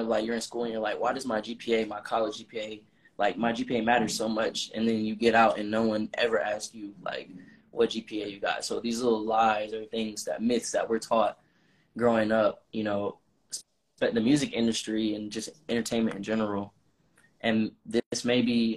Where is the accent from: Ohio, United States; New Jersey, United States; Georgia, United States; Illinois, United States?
Georgia, United States; Atlanta; also born or lived in Massachusetts; when I first moved back to Atlanta, because I'm from Atlanta, but I went to college up north in Massachusetts